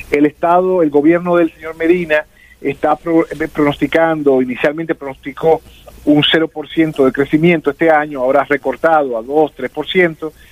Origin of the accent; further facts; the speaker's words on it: Dominican Republic; Somos los dominicanos que vivimos en ultramar